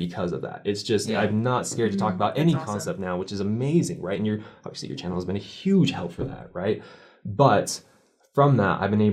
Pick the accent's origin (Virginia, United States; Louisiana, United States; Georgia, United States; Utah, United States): Utah, United States; I grew up in Utah, even though I was baptized